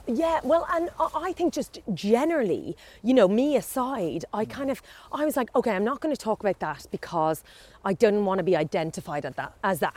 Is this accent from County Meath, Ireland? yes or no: yes; County Meath, Ireland; I grew up in Meath, Irish